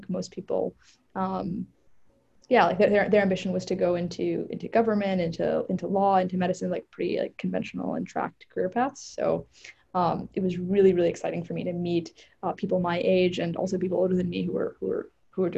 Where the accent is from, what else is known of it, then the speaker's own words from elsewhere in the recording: Northern Virginia, United States; I grew up in Northern Virginia, like the suburbs of Washington, D.C.